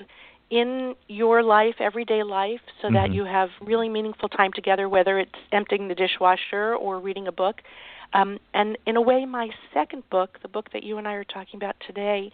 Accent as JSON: {"language": "English", "region": "a suburb of New York", "country": "United States", "tie": "born or raised there", "said": "I was born in New York, in a suburb of New York, a very beautiful green suburb"}